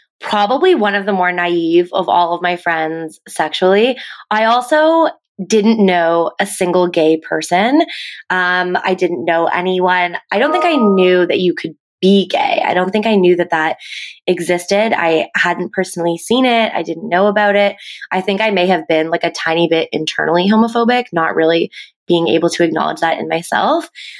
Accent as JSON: {"language": "English", "town": "Halifax", "region": "Nova Scotia", "country": "Canada", "tie": "born or raised there", "moved": "yes", "lives_now": "Toronto, Canada", "said": "I live in Toronto now, but I'm actually from Halifax, Nova Scotia on the East Coast. So I also grew up in a very"}